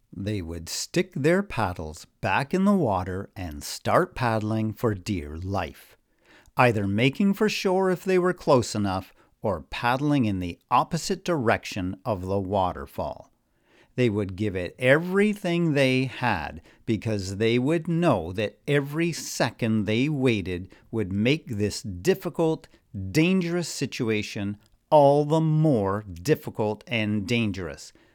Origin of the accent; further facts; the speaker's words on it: Newmarket, Ontario, Canada; my hometown of new market